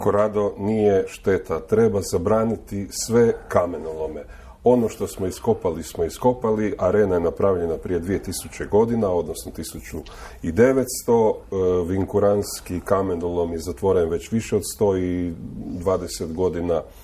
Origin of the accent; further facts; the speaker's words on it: Istria County, Croatia; ja 30 godina slušam ovdje kod nas u Istri